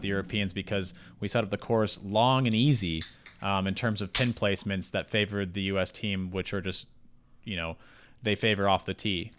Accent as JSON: {"language": "English", "country": "United States", "said": "We're all from the United States. We're all American citizens."}